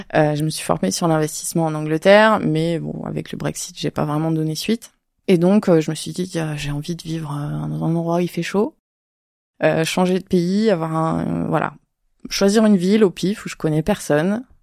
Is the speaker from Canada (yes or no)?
no; Avignon, Provence-Alpes-Côte d'Azur, France; je suis d'Avignon